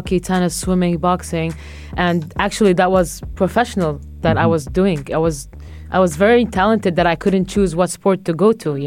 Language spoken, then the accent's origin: English; Jerusalem, Palestine; I'm from Jerusalem